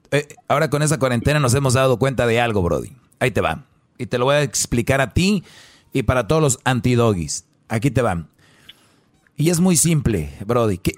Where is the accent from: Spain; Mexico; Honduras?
Honduras; Yo soy de Honduras, po.